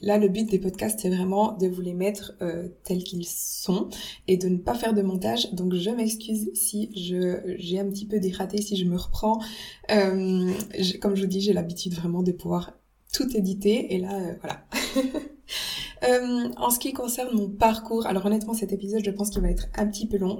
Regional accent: Switzerland; quand je suis revenue en Suisse, bah, j'ai retrouvé tous les bons aliments suisses, euh, donc euh, les, fruits, le pain suisse, tout. Enfin voilà, la, la, la, cuisine de ma mère aussi

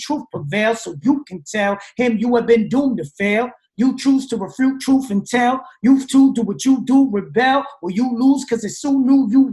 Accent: New Jersey, United States; I'm from Jersey. I grew up talking like this

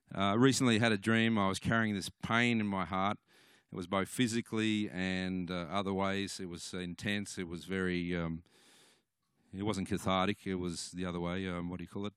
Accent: Cooma, New South Wales, Australia; I come from Cooma

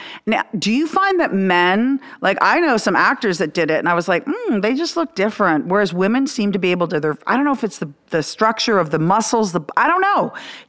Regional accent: Canada; when I was growing up in Canada

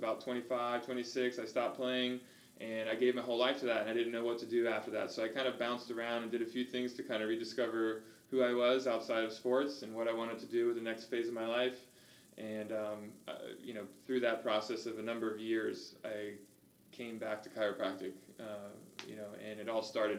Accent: Orange Park, Florida, United States; Actually, I'm from Orange Park. Oh. Yeah, that's where I grew up. You know, I know there's like, it's outside of Duval County, but you know, to me, it's all the same.

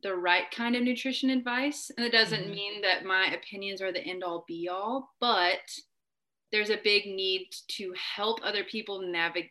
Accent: Conway, Arkansas, United States; moved away; I am from Arkansas. I was actually one of the few kids at Hendricks that was from where Hendricks is, in Conway

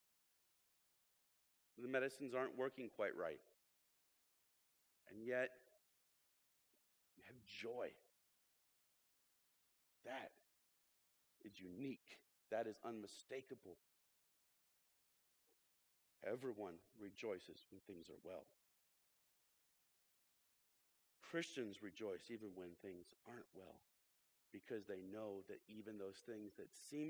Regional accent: Illinois, United States; moved away; I'm from Illinois

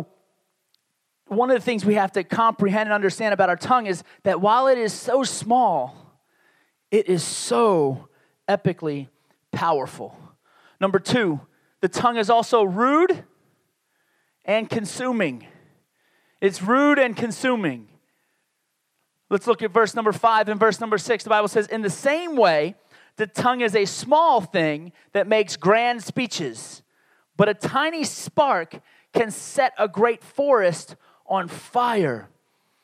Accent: New York City and Baltimore, Maryland, Northeast, United States; moved away; also born or lived in Laredo, Texas; I grew up in the Northeast. I will consider most of my growing up years in New York City and Baltimore, Maryland, two major cities in the Northeast of the United States.

